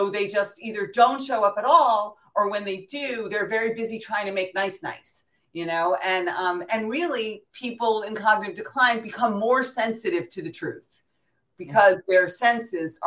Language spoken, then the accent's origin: English; New York City, New York, United States; I'm from New York City